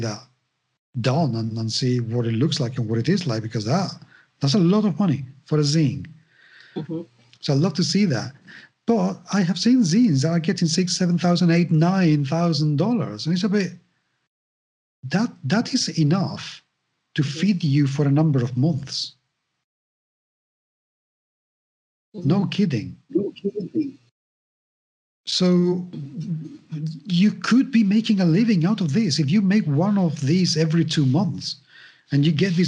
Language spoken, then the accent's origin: English; Spain; English is a second language; I'm Spanish